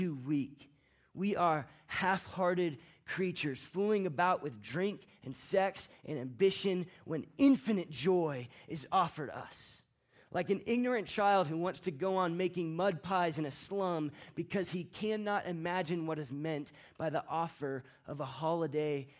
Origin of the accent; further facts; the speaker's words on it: Florida, United States; moved away as an adult; now in Colorado, United States; my wife Rachel and I and our son Banyan, we're from Florida. And our families all still live in Florida